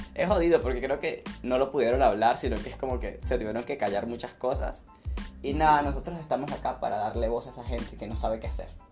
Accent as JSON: {"language": "Spanish", "country": "Venezuela", "moved": "as an adult", "lives_now": "Santa Cruz de la Sierra, Bolivia", "said": "soy de Venezuela, tengo dos años acá en Bolivia, Santa Cruz de la Sierra"}